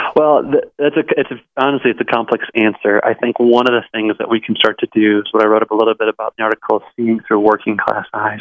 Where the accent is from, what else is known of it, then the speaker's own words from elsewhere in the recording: Colorado, United States; my hometown, Colorado